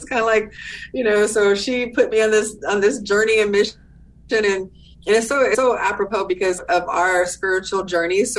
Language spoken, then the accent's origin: English; Southern California, United States; I'm from Southern California, born and raised